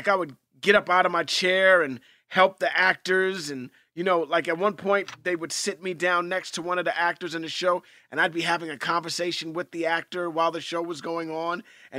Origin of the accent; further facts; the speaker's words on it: New York, United States; I grew up in Hell's Kitchen, New York, and on 42nd between 9th and 10th Avenue, there was this whole theater complex, this theater thing called Theater Row